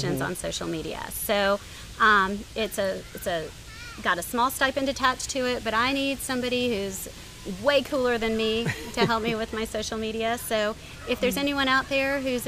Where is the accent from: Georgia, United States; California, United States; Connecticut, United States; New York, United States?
Georgia, United States; Atlanta; I grew up in Atlanta